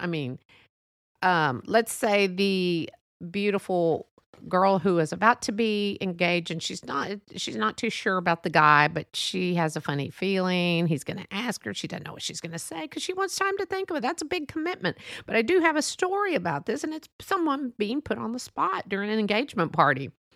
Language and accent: English; United States; I love being an American, a Mexican American